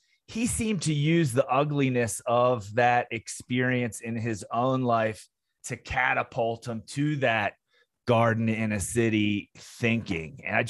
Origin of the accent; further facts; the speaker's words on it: Maryland, United States; I identify with him as being a native Marylander